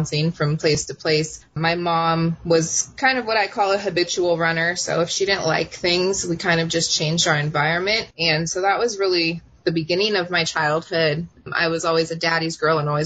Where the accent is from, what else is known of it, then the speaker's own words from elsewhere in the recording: Oceanside, California, United States; she decided to move us to where I consider to be from, which is Oceanside, California. Mm-hmm. And that's my hometown